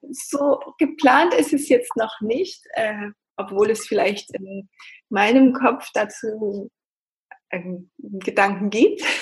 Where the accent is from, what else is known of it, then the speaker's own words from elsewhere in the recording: Denmark; Und ich komme aus Dänemark und ich wollte denn dänische Tänze noch